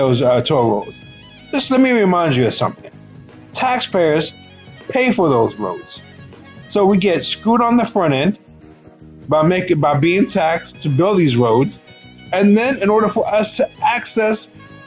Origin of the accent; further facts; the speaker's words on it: United States; we as American citizens